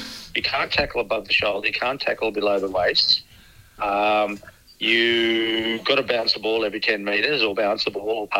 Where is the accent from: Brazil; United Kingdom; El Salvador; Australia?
Australia; We're Australian.